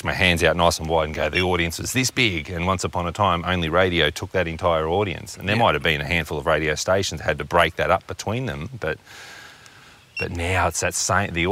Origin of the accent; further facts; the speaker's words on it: Australia; I grew up in Chepin